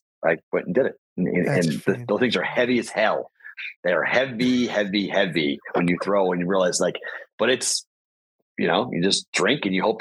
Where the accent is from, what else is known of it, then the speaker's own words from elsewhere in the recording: United States; I'm an American